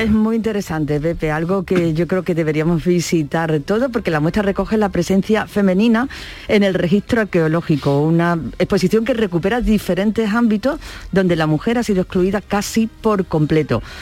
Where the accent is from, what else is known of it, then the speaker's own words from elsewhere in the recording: Gilena, Andalusia, Spain; madrina imperial de la centuria romana de mi pueblo Gilena